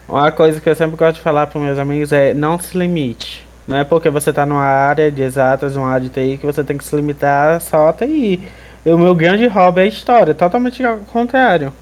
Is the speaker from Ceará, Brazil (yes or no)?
yes; Jaguaruana, Ceará, Brazil; sou de Jaguaruana, não sou de Russas